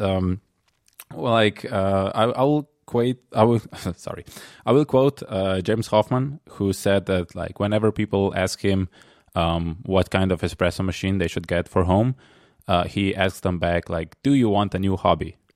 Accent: Slovenia; I'm from Slovenia, which is next to Italy

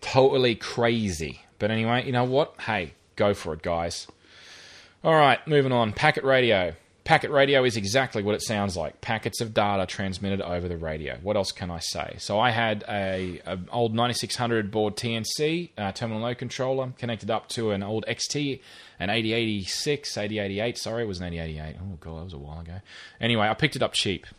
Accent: Rockhampton, Queensland, Australia; where I grew up in Rockhampton

